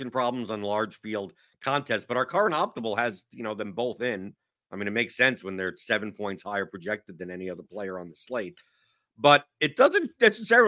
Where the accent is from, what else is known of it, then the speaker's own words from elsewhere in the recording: New York, United States; now in Louisville, United States; I'm from New York, so I'm used to cold